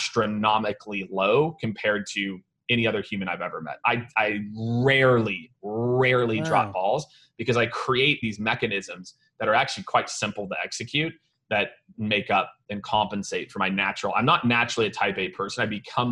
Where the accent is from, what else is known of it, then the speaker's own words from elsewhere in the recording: Kansas City, Missouri, United States; also born or lived in Primghar, Iowa / Nebraska; now in Austin, United States; I grew up in Kansas City, right? So you know, we're a barbecue city. Now I live in Austin, Texas